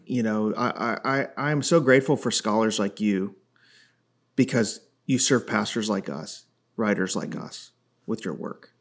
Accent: Chicago, Illinois, United States; I grew up in the Chicago area

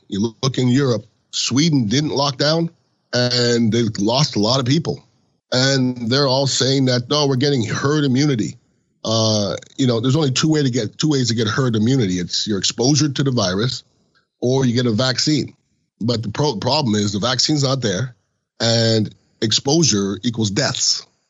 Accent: Canada; now in United States; I was born in Canada. I've been an American citizen since the end of the '90s

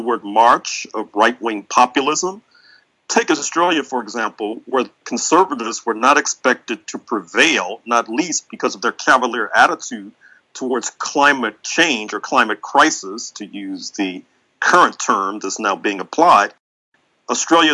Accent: United States; we're from the United States

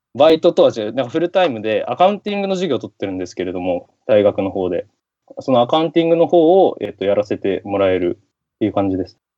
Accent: Sendai, Miyagi, Japan; now in United States; 地元で、地元の仙台なんですけれども、宮城の

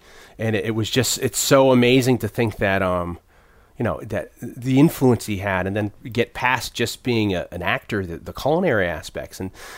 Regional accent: New Haven, Connecticut, United States; because I grew up in New Haven.

